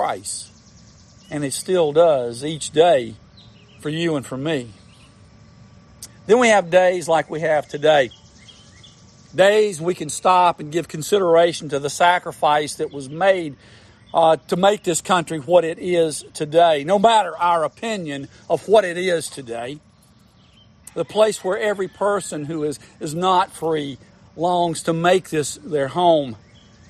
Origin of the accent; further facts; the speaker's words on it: United States; I'm an American